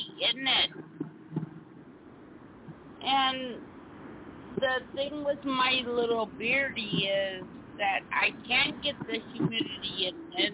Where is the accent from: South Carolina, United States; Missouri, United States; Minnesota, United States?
South Carolina, United States; moved away; I came from South Carolina